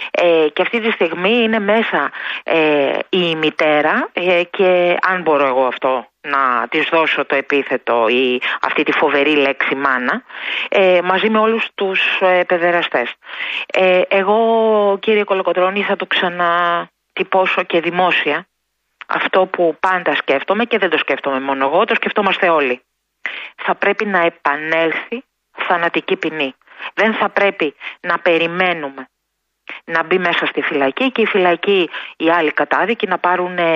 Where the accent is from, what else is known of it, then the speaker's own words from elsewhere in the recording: Greece; Τι κάνουμε εμείς σαν γονείς, σαν Έλληνες, σαν οικογένεια.